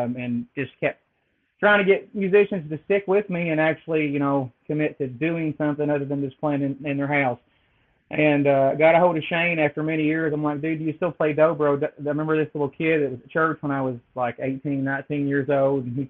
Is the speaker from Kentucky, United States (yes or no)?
yes; Appalachia, Kentucky, United States; moved away as an adult; growing up in Appalachia